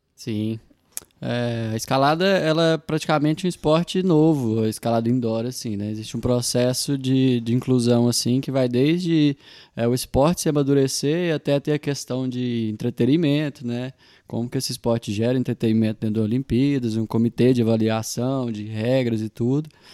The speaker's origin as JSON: {"language": "Portuguese", "town": "Coromandel", "region": "Minas Gerais", "country": "Brazil", "moved": "yes", "lives_now": "Uberlândia, Brazil", "said": "sou de Coromandel, moro aqui em Uberlândia tem alguns anos."}